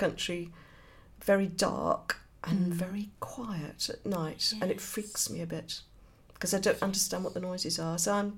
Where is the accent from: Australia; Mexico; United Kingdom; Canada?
United Kingdom; Birmingham, West Midlands; Yeah, I'm a Brummie.